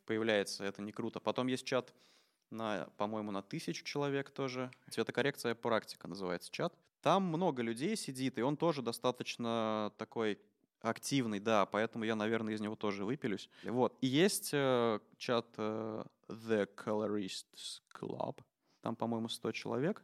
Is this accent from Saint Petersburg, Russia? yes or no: no; Samara, Samara Oblast, Russia; moved away as an adult; also born or lived in Moscow; Я из Самары сам